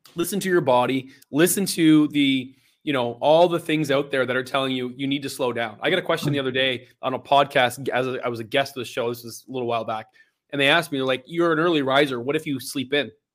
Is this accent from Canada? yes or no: yes; Belleville, Ontario, Canada; born and raised and born and bred in Belleville, Ontario.